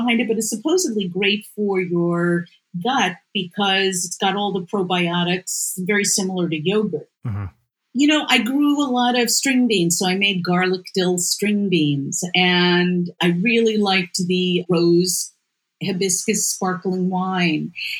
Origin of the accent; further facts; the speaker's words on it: New York City, New York, United States; I grew up in Riverdale in the Bronx